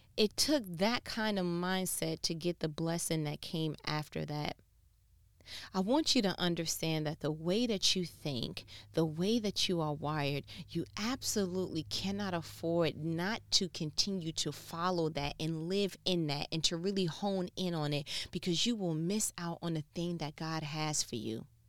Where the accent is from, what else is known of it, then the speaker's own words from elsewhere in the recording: New York, United States; so I'm from New York